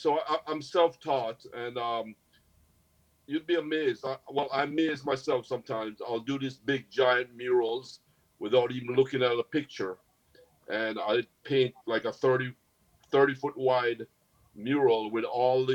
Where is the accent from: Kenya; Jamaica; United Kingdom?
Jamaica; also born or lived in United States; now in Florida, United States; I grew up fishing in Jamaica. I was born in the U.S., but I lived in Jamaica and I was brought up there.